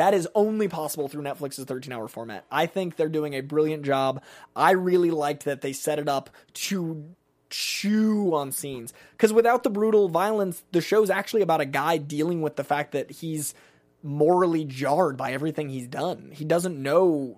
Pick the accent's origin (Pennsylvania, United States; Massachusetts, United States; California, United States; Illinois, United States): Massachusetts, United States; Boston; I'm from Boston